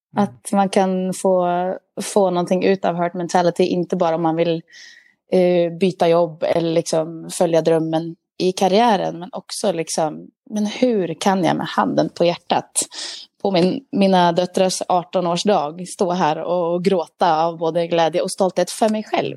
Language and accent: Swedish; Sweden; Jag är en svensk glad dam